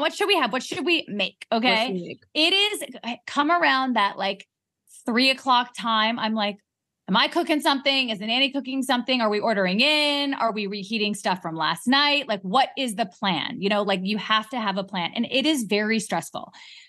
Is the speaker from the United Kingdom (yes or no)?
yes; London, United Kingdom; I'm going to get a spray tan in London because I came from London.